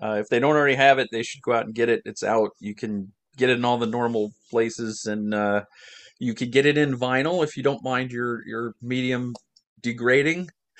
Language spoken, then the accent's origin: English; Ohio, United States; accent: Midwestern; also born or lived in New Jersey; now in Orlando, Florida, United States; I grew up in Ohio. I was born in New Jersey.